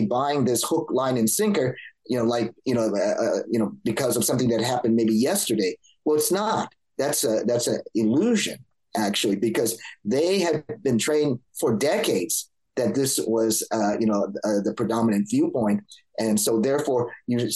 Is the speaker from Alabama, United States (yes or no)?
no; Los Angeles, California, United States; I grew up in Los Angeles